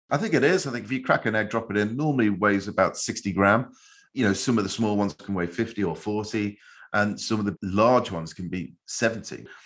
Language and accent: English; Liverpool, North West England, United Kingdom; the way I grew up in Liverpool, in our chip shops